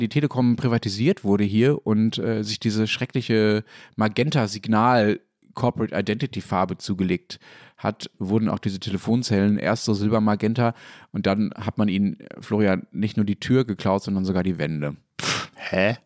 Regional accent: West Germany, Germany; Ich komme ja nicht aus Berlin, sondern bin im Westdeutschland aufgewachsen

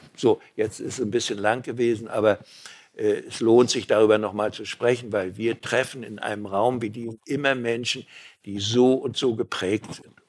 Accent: Mecklenburg-Vorpommern, Germany; Erstens bin ich Mecklenburger

